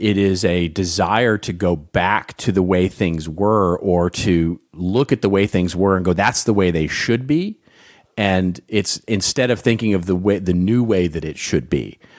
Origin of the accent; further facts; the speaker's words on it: Los Angeles, California, United States; my hometown of Hollywood, California